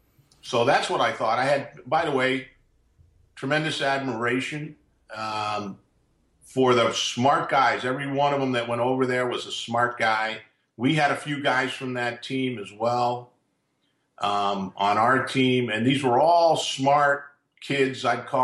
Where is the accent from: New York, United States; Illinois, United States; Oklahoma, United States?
New York, United States; Long Island; I grew up in Long Island. So I'm not always the, you know, the nicest guy.